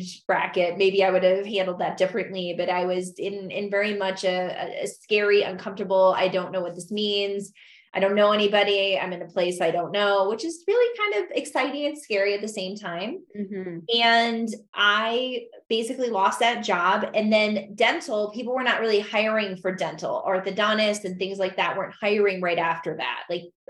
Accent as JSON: {"language": "English", "region": "Michigan", "country": "United States", "tie": "born or raised there", "also_born_or_lived": "St. Louis, Missouri / Oregon", "moved": "as an adult", "lives_now": "Idaho, United States", "said": "I moved from Michigan to St. Louis"}